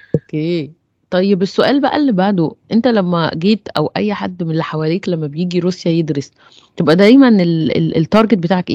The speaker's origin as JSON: {"language": "Arabic", "country": "Egypt", "said": "بالنسبه لينا كمصريين"}